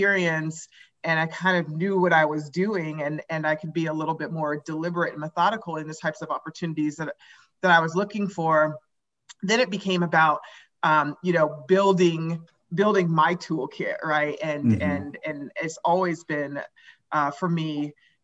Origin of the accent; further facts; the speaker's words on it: Anchorage, Alaska, United States; moved away as an adult; also born or lived in Oregon / San Francisco / New York; now in Colorado, United States; I grew up in Anchorage, Alaska, when I went to college at Oregon